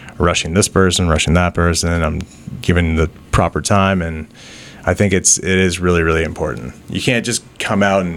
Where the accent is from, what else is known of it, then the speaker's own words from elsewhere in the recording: Wasaga Beach, Ontario, Canada; moved away as an adult; now in Toronto, Canada; growing up in Sega Beach, I feel like, you know, it's a totally different place than Toronto